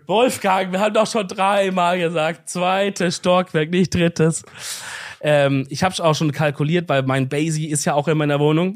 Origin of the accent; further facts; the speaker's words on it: Swabia, Baden-Württemberg, Germany; als Schwabe